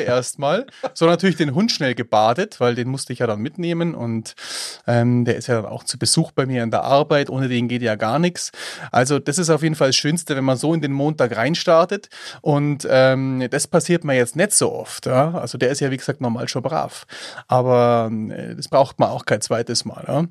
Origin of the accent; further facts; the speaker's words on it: Eichenau, Bavaria, Germany; ich bin ja in Eichenau aufgewachsen.